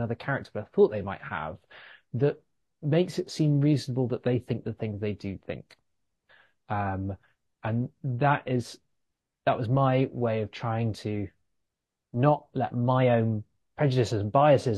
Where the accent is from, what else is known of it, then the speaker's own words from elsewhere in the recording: London, United Kingdom; also born or lived in New York; I grew up in West London